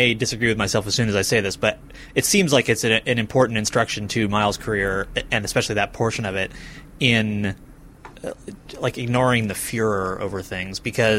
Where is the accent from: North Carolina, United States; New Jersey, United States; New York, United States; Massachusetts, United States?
Massachusetts, United States; Lenox; I'm from Lenox, actually.